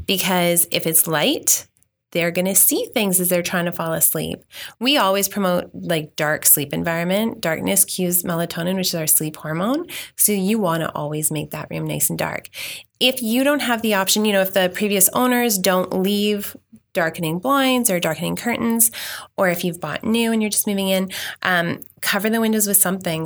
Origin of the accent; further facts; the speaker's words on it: Mississauga, Ontario, Canada; now in Milton, Canada; I grew up ten minutes from here. I grew up in Meadowvale